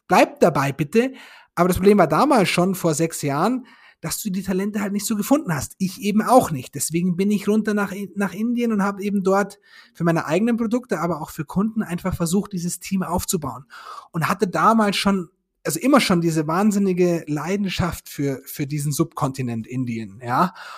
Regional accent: Germany

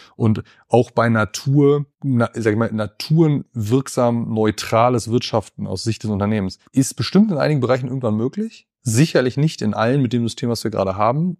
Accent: Schleswig-Holstein, Germany; also born or lived in Salzgitter; now in Bielefeld, Germany; aufgewachsen, aber von so gesehen dann fast Tag eins in äh, Ostholstein, also zwischen Kiel und Lübeck an der Ostseeküste

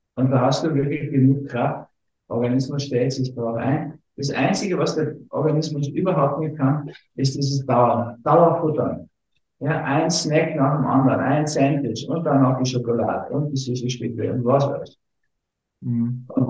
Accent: Berlin, Germany; ich bin in Berlin geboren

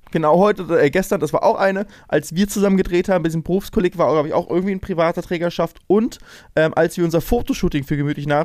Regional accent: Lübeck, Schleswig-Holstein, Germany; weil ich komme ja eigentlich aus Lübeck und warum bin ich in Ratzeburg in, in dieser Dorfschule?

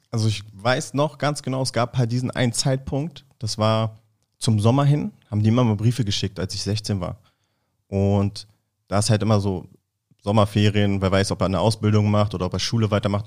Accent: Berlin, Germany; ich bin Berliner Junge, Berlin geboren, Berlin aufgewachsen

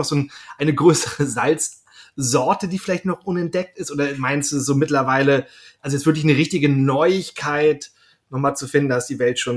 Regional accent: Schleswig-Holstein, Germany; also ich komme selber aus Schleswig-Holstein und da gibt es ja auch verschiedene, ähm, mittlerweile auch Firmen, die Salz gewinnen

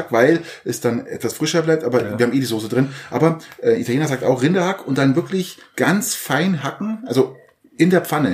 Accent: Garmisch-Partenkirchen, Bavaria, Germany; ich komme ja aus Garmisch

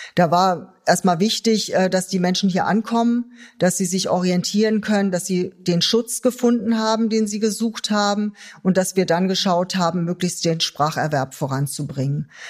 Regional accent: Germany; uns auch als Deutsche

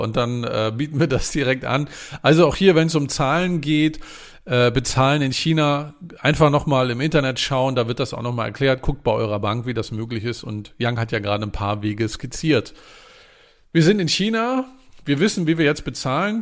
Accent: Mecklenburg-Vorpommern, Germany; mein Heimatbundesland ist ja Mecklenburg-Vorpommern

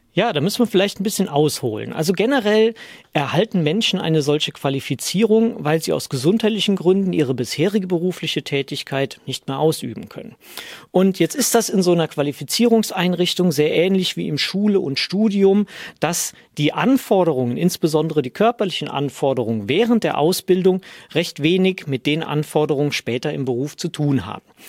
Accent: Rhineland, Germany; komme aus dem Rheinland

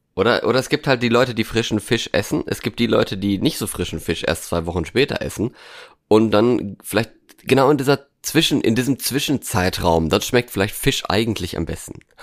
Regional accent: Norway; now in Germany; in Norwegen, in meiner alten Heimat

